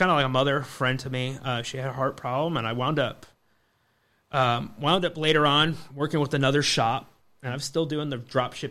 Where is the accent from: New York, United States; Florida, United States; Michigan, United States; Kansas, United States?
Florida, United States; I grew up in Florida